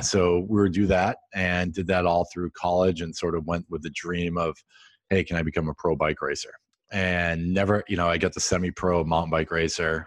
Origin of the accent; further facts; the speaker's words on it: Central Massachusetts, United States; I grew up in Central Mass